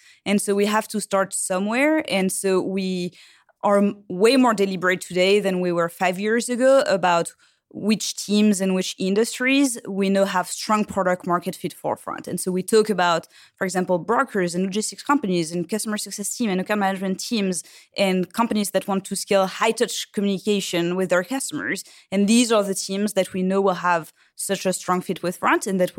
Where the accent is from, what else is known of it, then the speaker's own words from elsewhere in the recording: Île-de-France, France; Well, so I grew up in France in the suburb of Paris.